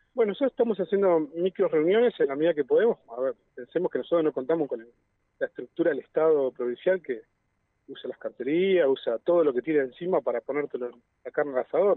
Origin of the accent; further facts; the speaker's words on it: Neuquén, Argentina; soy nacido y criado aquí en Neuquén